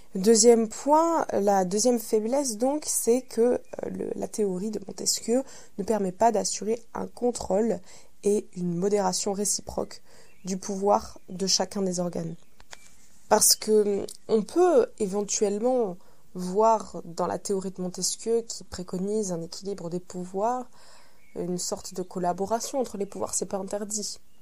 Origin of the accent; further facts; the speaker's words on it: France; Chez nous, en France